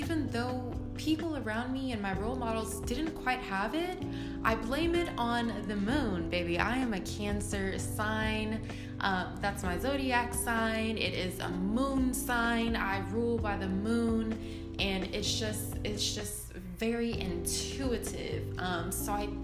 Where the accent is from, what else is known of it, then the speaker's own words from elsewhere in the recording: New Orleans, Louisiana, United States; moved away; I'm from New Orleans, Louisiana originally. That's where I was born